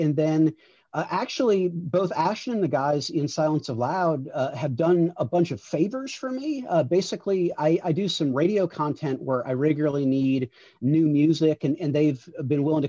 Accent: Miami, Florida, United States; now in Chicago, United States; I grew up in Miami, but I live now in Chicago.

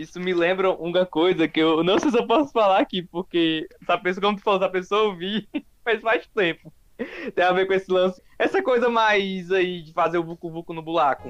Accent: Fortaleza, Ceará, Brazil; sou aqui de Fortaleza

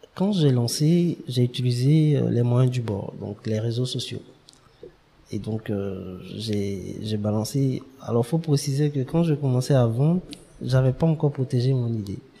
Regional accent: Abidjan, Côte d’Ivoire; also born or lived in Dimbokro / Yamoussoukro / Toumodi; nous sommes venus à Abidjan, à depuis 95 euh, où j'ai fait pratiquement tout mon, mon cursus jusqu'à la classe de BTS.

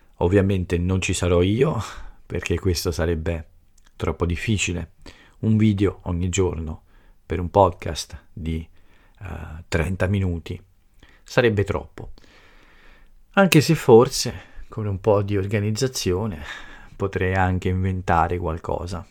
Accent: Italy; first language Italian; qui nel mio paese

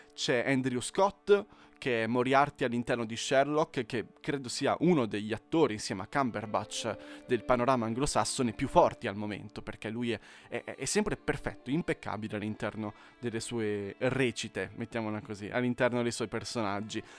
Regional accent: Italy

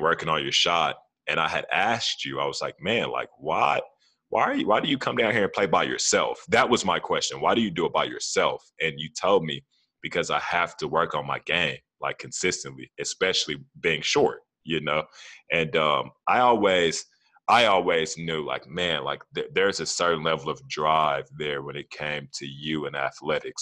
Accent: Fort Worth, Texas, United States; I'm from Como

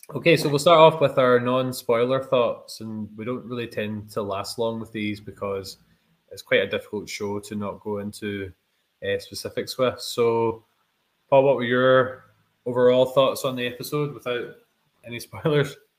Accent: Scotland, United Kingdom; we are two Scottish YouTubers

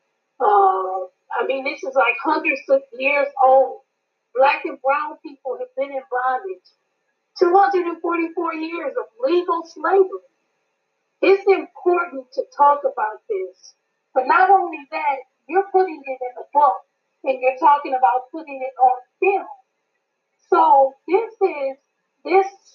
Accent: Michigan, United States; I'm from Michigan.

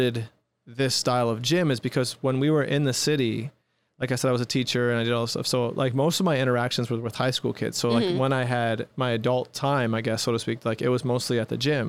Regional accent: Utica, New York, United States; also born or lived in Brooklyn, New York; My wife is from Whitesboro, I'm from Utica

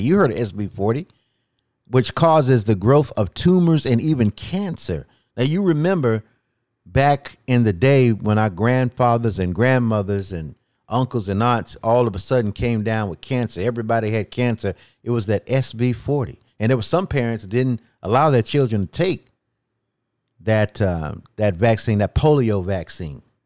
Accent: North Carolina, United States; my home state of North Carolina

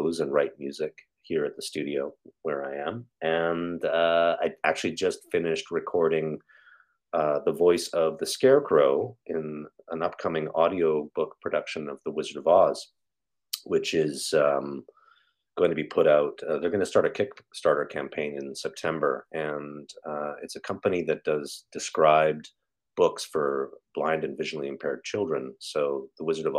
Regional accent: Calgary, Alberta, Canada; moved away as an adult; also born or lived in Toronto, Ontario; I'm from Calgary, Alberta

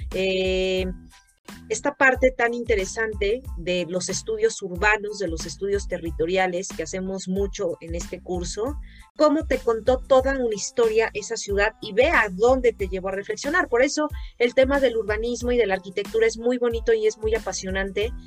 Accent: Mexico

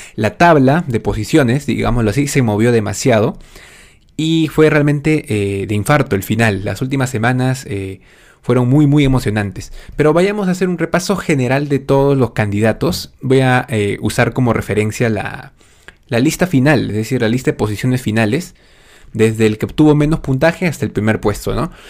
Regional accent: Lima, Peru; Soy un simple joven de 25 años, peruano, por supuesto, de nacimiento, de corazón. Ah, y si bien nací específicamente en Lima

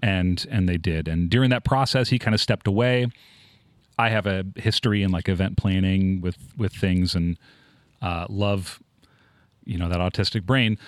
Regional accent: Tacoma, Washington, United States; moved away as an adult; also born or lived in East Texas; I'm from Tacoma.

